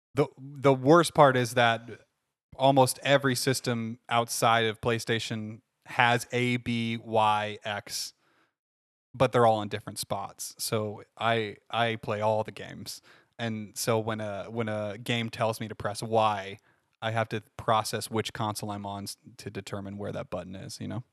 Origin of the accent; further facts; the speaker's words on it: Findlay, Ohio, United States; hometown of, uh, Findlay, Ohio